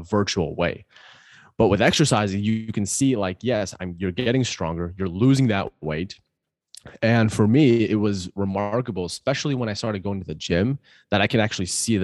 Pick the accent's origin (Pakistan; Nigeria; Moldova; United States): Pakistan; I'm Pakistani, love Pakistani food